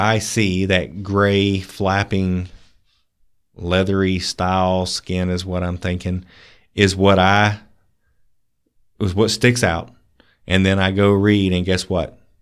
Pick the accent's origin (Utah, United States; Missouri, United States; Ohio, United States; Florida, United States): Florida, United States; Pensacola; I grew up in Pensacola